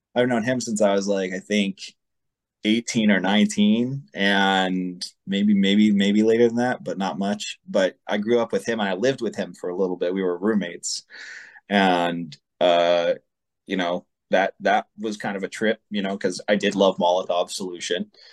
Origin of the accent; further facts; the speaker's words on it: Las Vegas, Nevada, United States; I've lived other places, but I am born and raised here. Went to high school here.